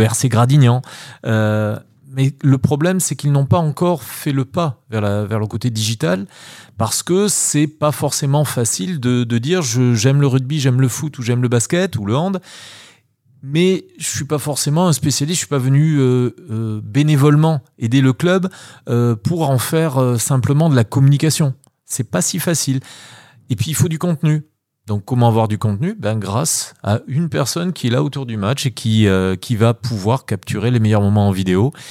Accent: Nouvelle-Aquitaine, France; moved away as an adult; also born or lived in Paris / Germany; de retour sur, sur ma ville natale depuis, depuis maintenant 5 euh, ans, 6 ans presque

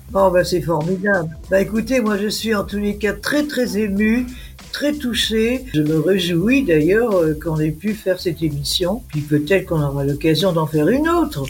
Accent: Lorraine, Grand Est, France; moved away; also born or lived in Paris; Je suis Lorraine, mon père est ingénieur.

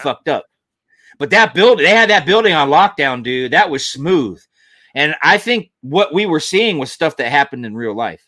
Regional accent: Georgia, United States; I lived, I grew up in Georgia

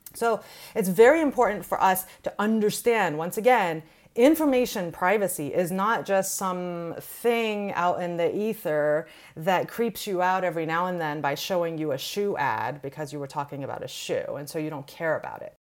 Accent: Iran; now in United States; I'm an immigrant from Iran

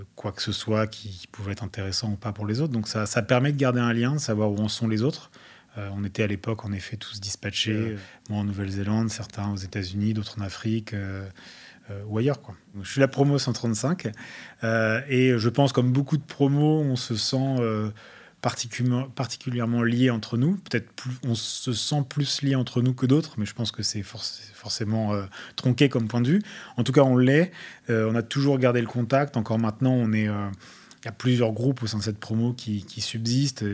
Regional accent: France; accent: French; also born or lived in Australia / Wellington, New Zealand; avoir un accent français n'a jamais été, a jamais été une peine ou quoi que ce soit là-bas

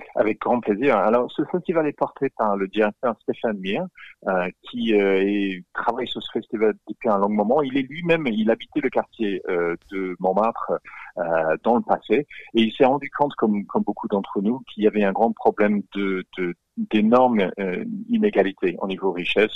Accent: Australia; accent: Australian; French is a second language; now in France; je, suis australien, vous l'entendez de mon accent

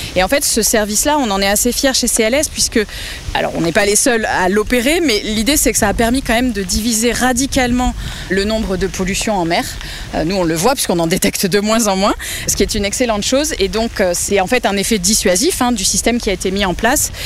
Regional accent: Vienne, Poitou-Charentes, Nouvelle-Aquitaine, France; moved away as an adult; also born or lived in Montpellier / Paris; now in Toulouse, France; je viens de la région Poitou-Charentes. Je, je viens de la Vienne, en fait. Je suis née, euh, là-bas et je suis arrivée à Toulouse en deux mille six

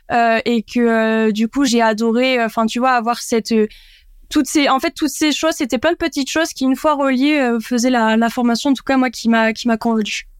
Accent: Landes, Nouvelle-Aquitaine, France; moved away; also born or lived in Bayonne / Bordeaux; je suis landaise pure souche. Euh, je viens d'un petit village à côté de Cabreton, donc euh, j'ai grandi dans les Landes

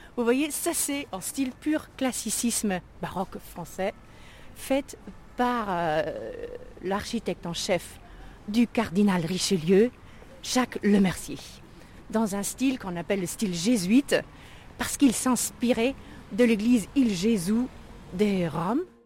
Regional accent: Germany; French is a second language; moved away; also born or lived in Rueil-Malmaison, France; je suis originaire d'Allemagne, je viens du lac de Constance

